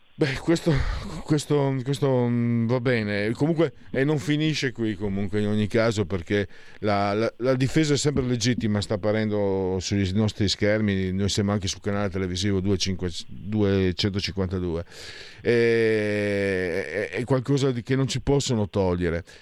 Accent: Friuli-Venezia Giulia, Italy; now in Milan, Italy; vengo dal Friuli, dal Ve- sono Friul Veneto

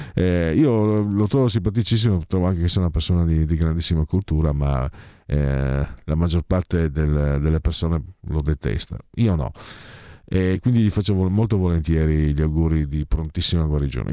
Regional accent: Friuli-Venezia Giulia, Italy; now in Milan, Italy; da immigrato vengo dal Friuli

